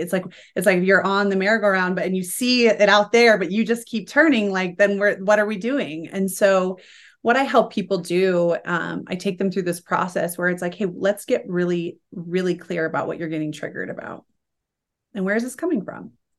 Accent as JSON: {"language": "English", "town": "Salt Lake City", "region": "Utah", "country": "United States", "said": "I'm from Salt Lake City, Utah. I'm not of the predominant faith here, and I wasn't raised that way"}